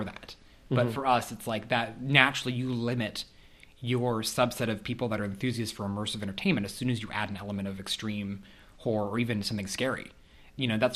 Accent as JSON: {"language": "English", "region": "Kansas", "country": "United States", "tie": "born or raised there", "also_born_or_lived": "St. Louis", "moved": "as an adult", "said": "I grew up in Kansas, and I knew a lot of kids in my private school"}